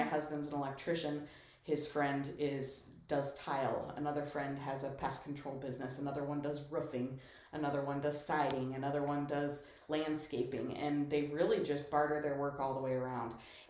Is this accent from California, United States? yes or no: no; Colorado, United States; now in Michigan, United States; And I grew up in Colorado. I love the outdoors and I appreciate the mountains and I can say I never took the mountains for granted. I looked at Pikes Peak every morning and I appreciated the snow on the caps and I loved Colorado